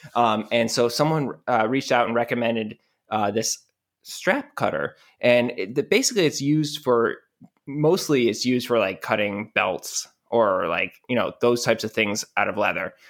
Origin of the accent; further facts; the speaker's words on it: Rochester, New York, United States; I'm from Rochester, New York, which is basically Canada